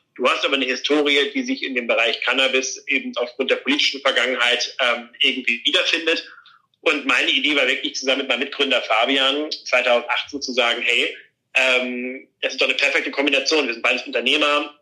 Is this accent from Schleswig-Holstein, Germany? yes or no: yes; Flensburg, Schleswig-Holstein, Germany; moved away; in Flensburg, in meiner Heimatstadt